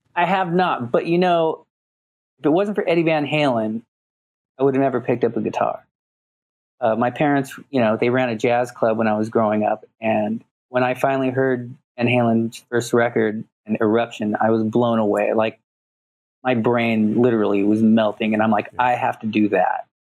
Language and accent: English; Los Angeles, California, United States; am born and raised in Los Angeles